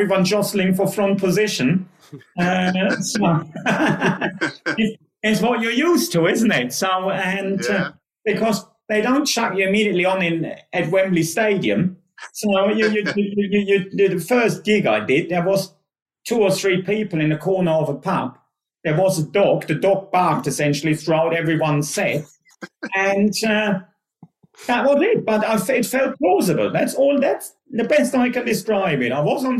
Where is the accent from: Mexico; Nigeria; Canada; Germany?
Germany; English is a second language; moved away as an adult; now in United Kingdom; I always worked in sports back home, and the company I was working for back home was about to go under